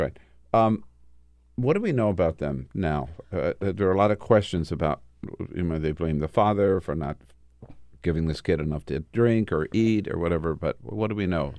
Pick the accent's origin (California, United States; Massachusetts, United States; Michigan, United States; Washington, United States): California, United States; I'm from California